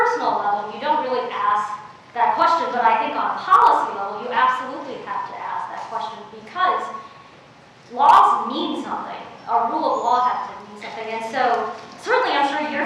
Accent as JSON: {"language": "English", "town": "Oakland", "region": "California", "country": "United States", "tie": "born or raised there", "also_born_or_lived": "China", "second_language": "English", "said": "I grew up in Oakland"}